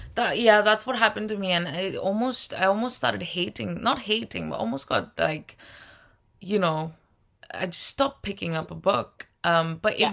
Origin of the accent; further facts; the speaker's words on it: India; moved away as an adult; now in United Kingdom; I'm from India